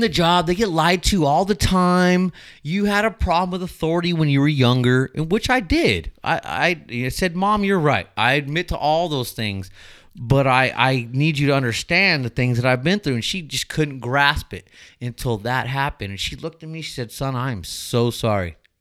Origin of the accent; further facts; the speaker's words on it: Mira Loma, California, United States; I grew up in the Inland Empire. I grew up in Miraloma.